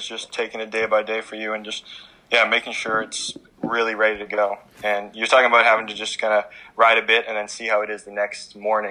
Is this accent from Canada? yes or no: yes; Canada; we're from Canada.